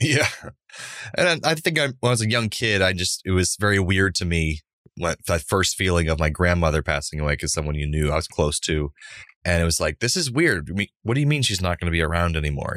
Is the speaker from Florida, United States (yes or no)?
yes; Central Florida, United States; Growing up in Central Florida in the nineteen nineties